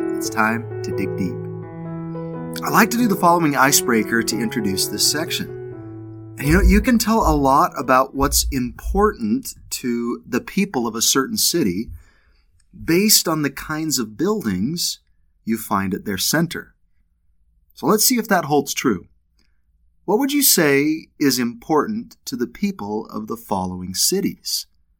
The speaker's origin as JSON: {"language": "English", "town": "Salt Lake City", "region": "Utah", "country": "United States", "tie": "born or raised there", "also_born_or_lived": "Cardston, Alberta, Canada", "said": "I currently live in and I grew up in Salt Lake."}